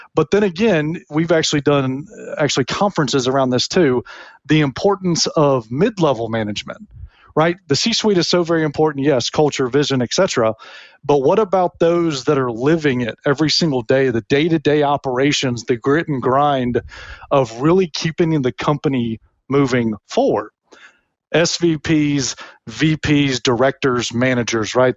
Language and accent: English; Tennessee, United States; moved away as an adult; also born or lived in Memphis, Tennessee / Alabama; now in Florida, United States; Born in Memphis, grew up a Vanderbilt fan, not University of Tennessee, which is weird for some people. Yet my alma mater is Auburn. So I grew up in Tennessee, went to college in Alabama, and now I'm a Floridian